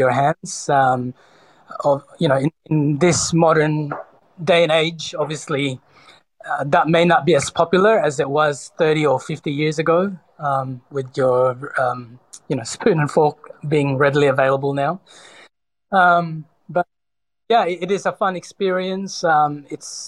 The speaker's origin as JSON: {"language": "English", "town": "Sydney", "region": "New South Wales", "country": "Australia", "tie": "born or raised there", "also_born_or_lived": "Cebu, Philippines", "said": "I was born in the Philippines in Cebu, but I was, for the most part, raised in Sydney from the age of 10 or 11"}